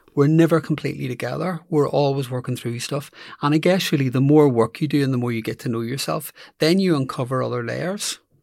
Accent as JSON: {"language": "English", "town": "Belfast", "region": "Northern Ireland", "country": "United Kingdom", "tie": "born or raised there", "moved": "as an adult", "said": "I grew up in Belfast"}